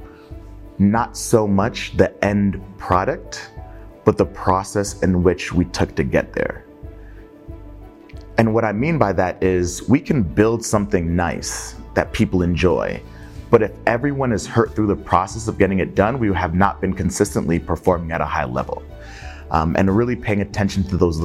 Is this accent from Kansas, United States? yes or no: no; Connecticut, United States; also born or lived in Nigeria; born and raised in Connecticut